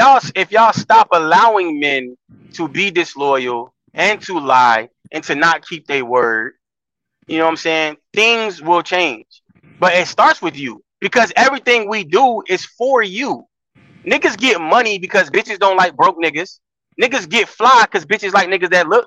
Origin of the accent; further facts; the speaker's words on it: Florida, United States; I'm from Florida